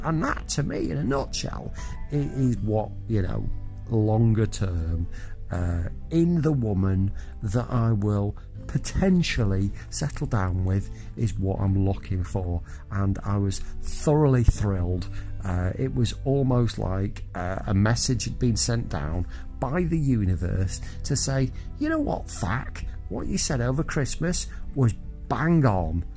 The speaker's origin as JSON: {"language": "English", "town": "Southport", "region": "North West England", "country": "United Kingdom", "tie": "born or raised there", "said": "my hometown of Southport"}